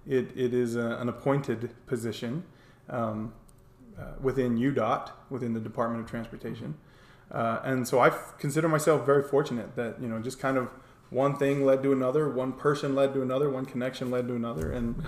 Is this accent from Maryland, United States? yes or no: no; North Carolina, United States; moved away as an adult; also born or lived in Charleston, South Carolina; now in Harriman, United States; I really call North and South Carolina, that's kind of where I'm from. Mm-hmm. Born and grew up through high school in North Carolina, and then most of my adult life, my Air Force time spent in Charleston, South Carolina.